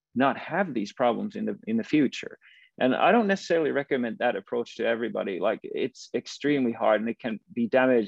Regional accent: Finland; moved away as an adult; I was from Finland

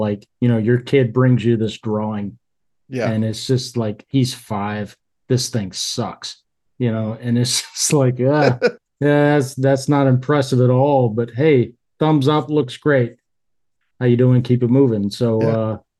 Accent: the South, United States; I still live in the South. Mm-hmm. I grew up in the South.

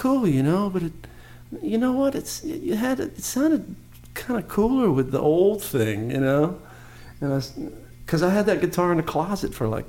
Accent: Santa Monica, California, United States; It's odd for a Southern California guy. I grew up in Santa Monica.

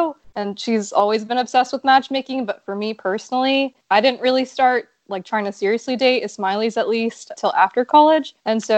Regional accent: Dallas, Texas, United States; now in Houston, United States; I'm from Dallas originally

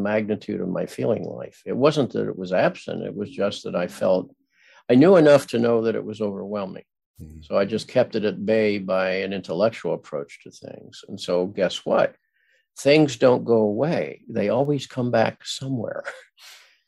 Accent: Midwest, United States; I grew up in the Midwest where everybody was nice

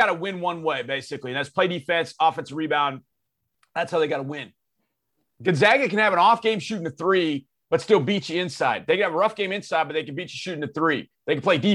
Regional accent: Houston, Texas, United States; I'm from Houston

